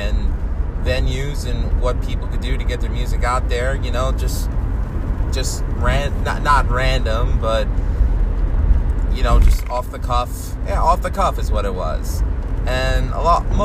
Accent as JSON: {"language": "English", "town": "New York City", "region": "New York", "country": "United States", "tie": "born or raised there", "said": "I grew up in Queens"}